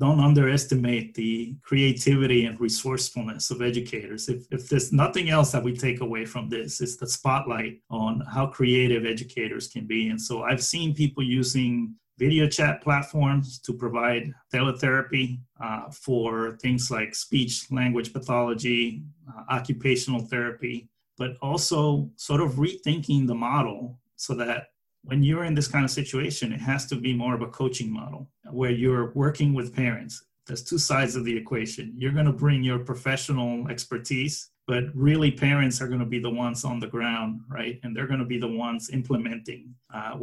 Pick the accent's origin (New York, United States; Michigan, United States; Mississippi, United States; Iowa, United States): New York, United States; New York City; as a New Yorker